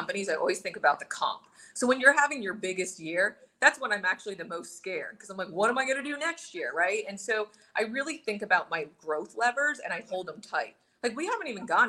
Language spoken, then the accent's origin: English; New Smithville, Pennsylvania, United States; I'm an Indian girl that grew up in New Smithville, Pennsylvania with one Indian family